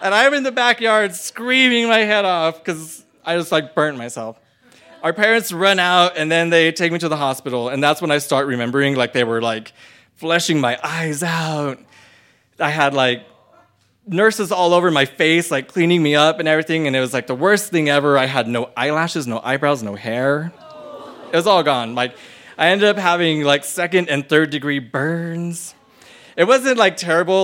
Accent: Las Cruces, New Mexico, United States; I grew up in New Mexico, in Las Cruces, with my whole entire family

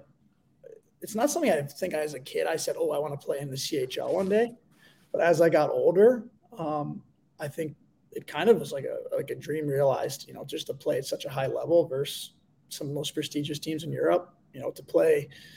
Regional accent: Western Massachusetts, United States; moved away as an adult; now in Belfast, United Kingdom; my hometown in Western Massachusetts

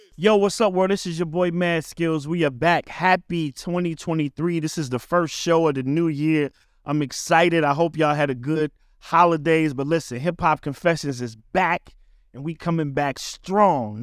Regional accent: Richmond, Virginia, United States; my hometown, Richmond, Virginia

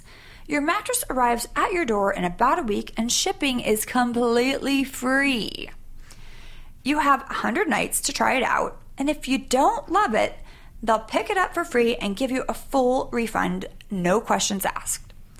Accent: Sacramento, California, United States; moved away; also born or lived in New York; Sacramento, California.

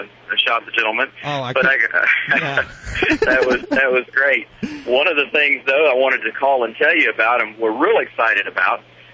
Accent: Kennesaw, Georgia, United States; In my hometown of Kennesaw, Georgia

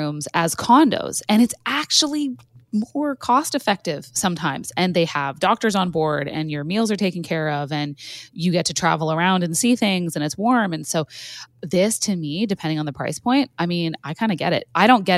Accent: Canada; I'm Canadian

